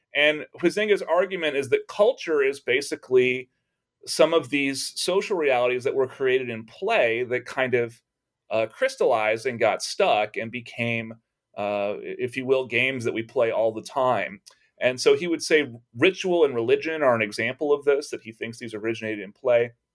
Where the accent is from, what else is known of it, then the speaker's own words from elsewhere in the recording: Texas, United States; growing up in Texas